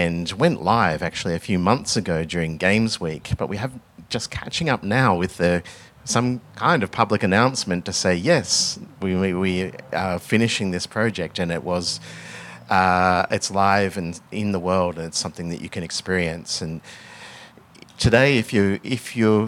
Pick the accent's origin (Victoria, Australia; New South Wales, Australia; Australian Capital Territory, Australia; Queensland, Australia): Victoria, Australia; Melbourne; my background is I grew up in Melbourne. I grew up just in a outer suburb of Melbourne